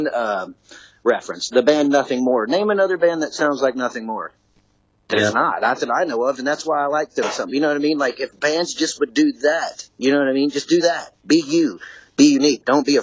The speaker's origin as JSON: {"language": "English", "town": "Memphis", "region": "Tennessee", "country": "United States", "moved": "as an adult", "lives_now": "Houston, United States", "said": "I was from Memphis, Tennessee originally. I've lived in Houston since 2010"}